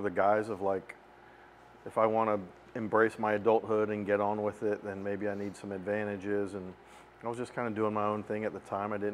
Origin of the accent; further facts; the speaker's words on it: Winston-Salem, North Carolina, United States; also born or lived in Lewisville, North Carolina; I'm from Winston-Salem. Okay. Went to high school here, grew up here